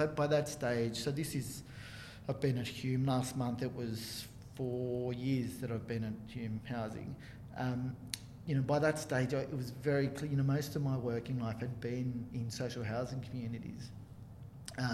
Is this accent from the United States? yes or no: no; Chile; now in Australia; I was born in Chile and you know, grew up with it as a cultural thing, as well as a kind of the predominant sport where I grew up